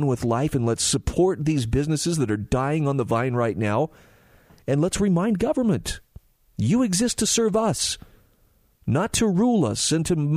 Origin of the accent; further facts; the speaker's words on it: Utah, United States; my home state of Utah